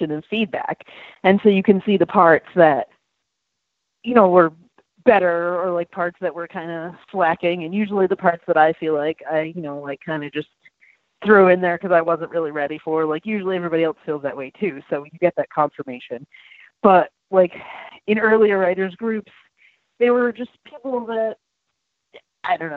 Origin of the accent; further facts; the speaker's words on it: Willimantic, Connecticut, United States; now in Norwich, United States; I grew up in Willimantic, and then I live in Norwich now